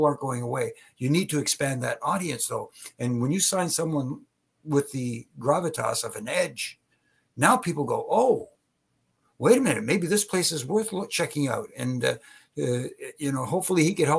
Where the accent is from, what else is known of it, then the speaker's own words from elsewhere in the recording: Canada; since I'm Canadian